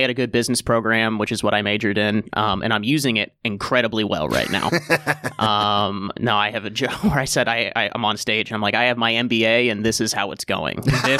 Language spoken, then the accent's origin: English; Cincinnati, Ohio, United States; also born or lived in Columbus, United States; I came from Columbus, Ohio, which is where I started comedy, originally from Cincinnati, Ohio.